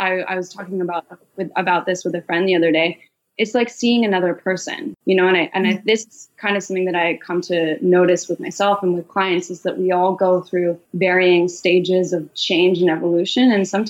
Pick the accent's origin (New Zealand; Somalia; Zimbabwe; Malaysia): Malaysia; growing up in Malaysia, we used to have maids, which is very normal in Malaysia as expat children.